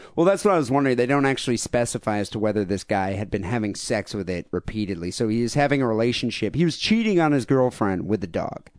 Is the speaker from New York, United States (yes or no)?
no; Bay City, Michigan, United States; we grew up in an area of Michigan